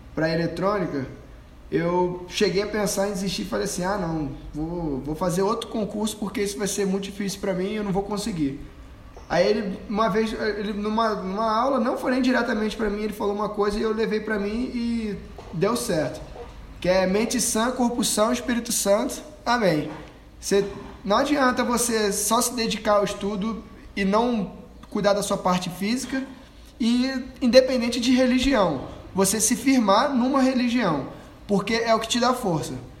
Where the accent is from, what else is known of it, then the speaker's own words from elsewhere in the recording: Rio de Janeiro, Brazil; moved away as an adult; now in Anápolis, Brazil; como um bom carioca